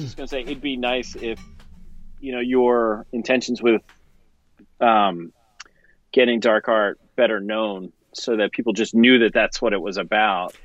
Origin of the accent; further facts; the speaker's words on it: suburb outside of Philadelphia, Pennsylvania, United States; I grew up outside of Philly in a suburb um, outside of Philly